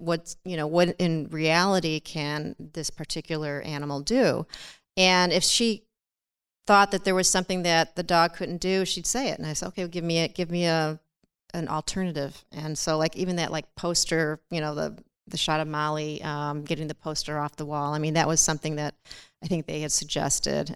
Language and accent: English; Chicago, Illinois, United States; I'm from Chicago